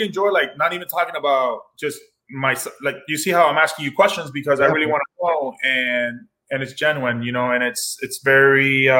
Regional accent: Miami, Florida, United States; Like, because like a lot of people view race because I'm from Miami.

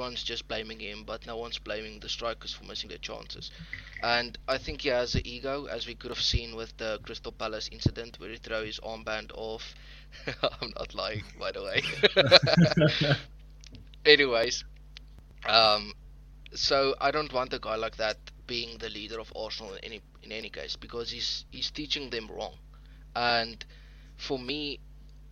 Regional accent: South Africa; I'm from South Africa

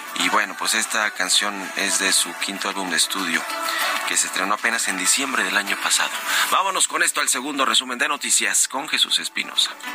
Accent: Mexico; somos los mexicanos que usamos el aeropuerto

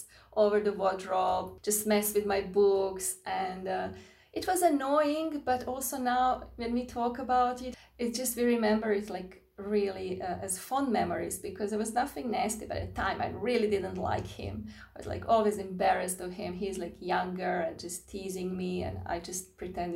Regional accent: Croatia; I grew up in Croatia

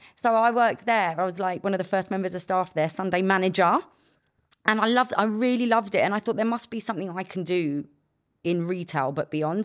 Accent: London, United Kingdom; I got to grow up in a place where, like, we all hung around on the estates

